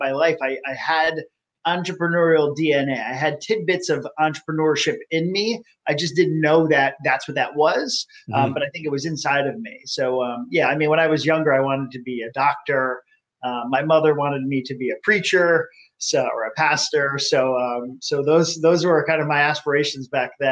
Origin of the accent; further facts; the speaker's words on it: South Florida, United States; As a kid, I grew up in South Florida